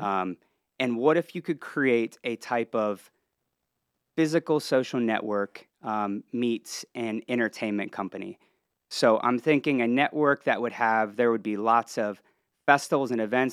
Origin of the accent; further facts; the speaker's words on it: Columbus, Ohio, United States; moved away as an adult; also born or lived in Cincinnati, Ohio; now in Lake Norman area, North Carolina, United States; I was born and raised in Ohio, grew up, uh, just outside of Columbus, and then, uh, earlier on moved over to Cincinnati